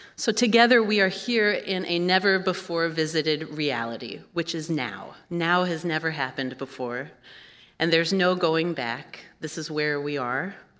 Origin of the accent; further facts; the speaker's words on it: Kansas City, Kansas, United States; moved away as an adult; now in Minnesota, United States; I am a Kansan at heart. That's where I grew up